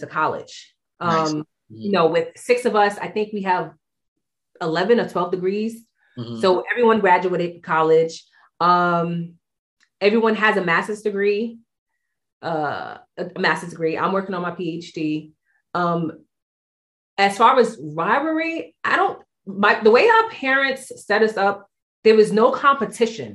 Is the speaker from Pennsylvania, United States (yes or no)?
no; New York City, New York, United States; We grew up in Bedford Stuyvesant